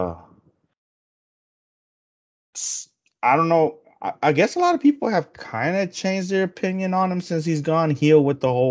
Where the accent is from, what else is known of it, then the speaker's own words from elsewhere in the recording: Houston, Texas, United States; we're from Houston